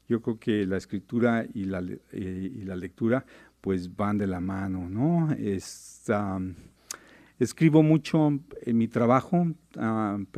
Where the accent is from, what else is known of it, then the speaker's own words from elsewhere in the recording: Mexico; Soy, soy mexicano